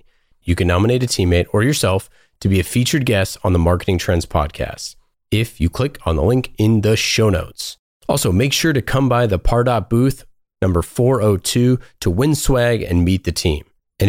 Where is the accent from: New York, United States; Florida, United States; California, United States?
California, United States; Oakland; Yeah, I grew up in Oakland.